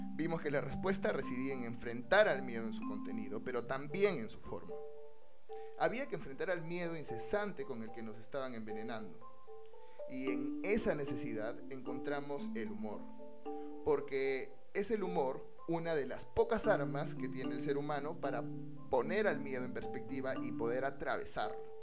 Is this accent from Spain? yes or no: no; Peru